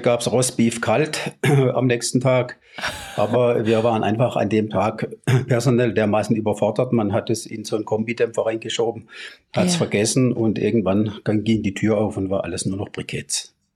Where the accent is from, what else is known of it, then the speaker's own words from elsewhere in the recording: near Baden-Baden, Baden-Württemberg, Germany; also born or lived in Swabia; Ich komme aus der Nähe von Baden-Baden gebürtig